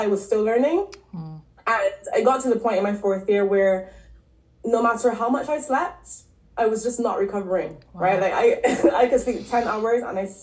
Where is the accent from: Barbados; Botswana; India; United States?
Barbados; moved away as an adult; also born or lived in Canada / London; So I'm originally from Barbados. I grew up there.